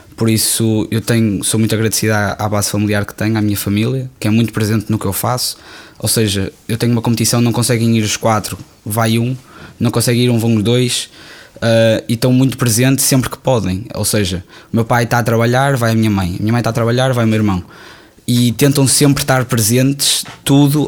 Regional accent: Porto, Norte, Portugal; Eu amo o Porto, tenho muito carinho, claro, é a cidade onde eu nasci

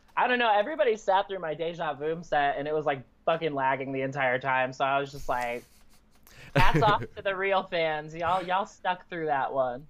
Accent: Michigan, United States; now in Indiana, United States; then I grew up 30 minutes north of Rothbury Electric Forest and um, mm. like pretty much back and forth between Indiana and Michigan

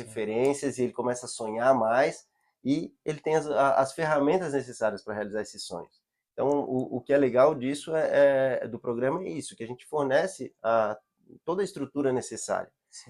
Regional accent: Florianópolis, Santa Catarina, Brazil; eu moro na ilha, sou nativo, sou manezinho

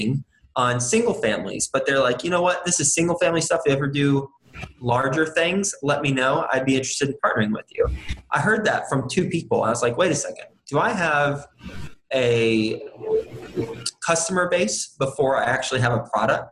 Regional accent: Texas, United States; moved away as an adult; also born or lived in New York City; I'm from Texas originally, went to Texas Tech University, graduated in 2005

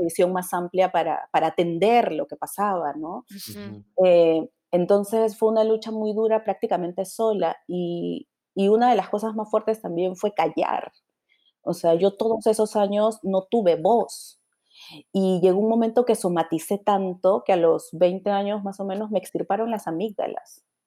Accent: Lima, Peru; yo soy de San Martín de Porres.

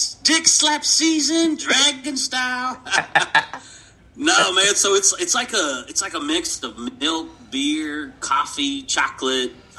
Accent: Caldwell, United States; moved away; I'm from Caldwell, and we offered no other sports at any other time.

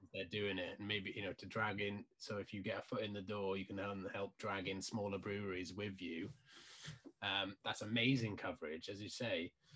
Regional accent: South Wales, United Kingdom; moved away; I'm from South Wales originally

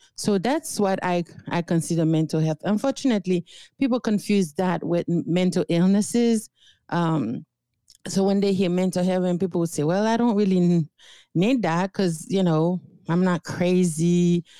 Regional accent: Haiti; English is a second language; moved away as an adult; now in United States; I was born and raised in Haiti

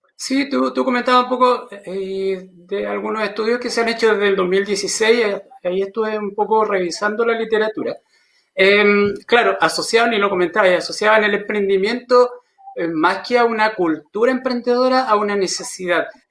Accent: Chile; Somos emprendedores los chilenos

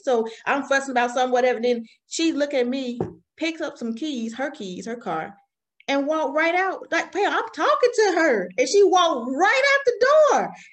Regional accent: Alabama, United States; accent: country accent; now in South Carolina, United States; I'm raised, I'm raised from Alabama, the South

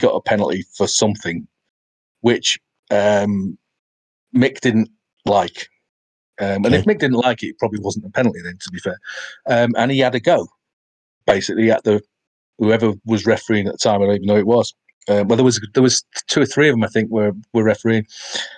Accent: United Kingdom; I'm from the UK

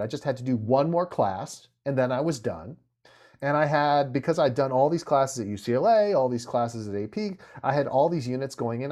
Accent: Santa Monica, California, United States; I was born and raised in Santa Monica, California

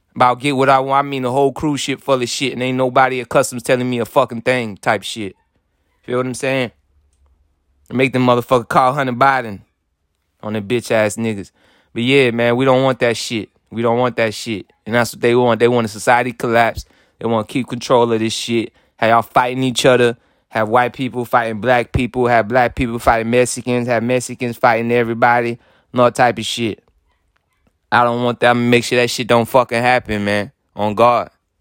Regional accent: Haiti; I'm from Haiti

